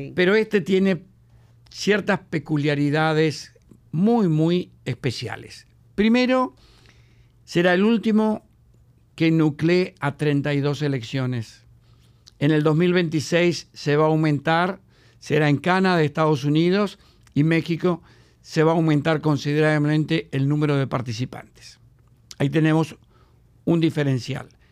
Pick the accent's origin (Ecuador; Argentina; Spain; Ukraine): Argentina; Patagonia; moved away as an adult; now in Dominican Republic; soy patagónico, ¿no? que nací en la Argentina.